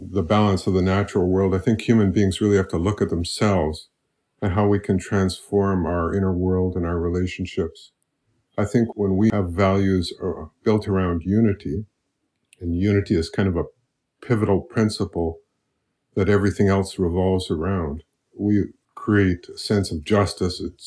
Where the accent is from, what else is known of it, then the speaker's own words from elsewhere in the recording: Saskatchewan, Canada; moved away as an adult; now in Molokai, United States; I was born and raised in Saskatchewan. I've lived there all my life